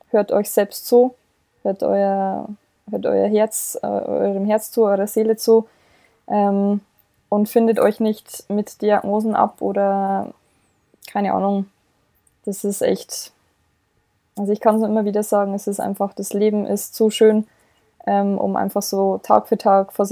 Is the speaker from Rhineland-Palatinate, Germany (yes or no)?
no; Bavaria, Germany; ich komme ja ursprünglich aus dem Bayerischen Wald, man hört es ja vielleicht auch so ein bisschen